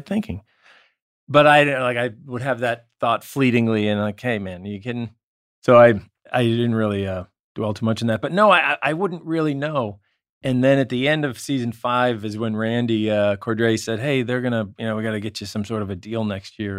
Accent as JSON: {"language": "English", "town": "Marblehead", "region": "Massachusetts", "country": "United States", "tie": "born or raised there", "also_born_or_lived": "New York / Los Angeles", "moved": "as an adult", "said": "at the Salem Hospital, but I'm from Marblehead, Massachusetts"}